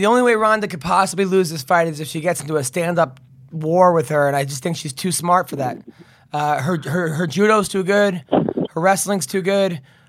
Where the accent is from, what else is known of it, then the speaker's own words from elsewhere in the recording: United States; I'm American.